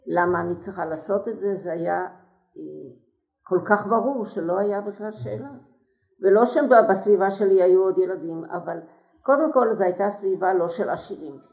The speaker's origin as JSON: {"language": "Hebrew", "town": "Haifa", "region": "Haifa District", "country": "Israel", "tie": "born or raised there", "moved": "yes", "lives_now": "Beersheba, Israel", "said": "הפעילות החברתית שבקריית חיים הייתה"}